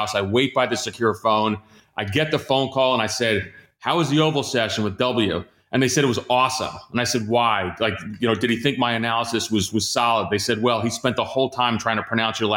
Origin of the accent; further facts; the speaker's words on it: Central New Jersey, United States; also born or lived in Greece; growing up in Jersey, in Central Jersey, I'd jump on the train in New Brunswick